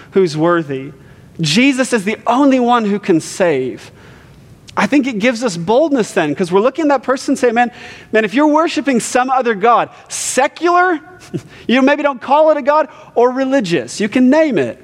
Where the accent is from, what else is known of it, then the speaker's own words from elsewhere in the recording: Ohio, United States; I'm from the Midwest, born and raised in Ohio.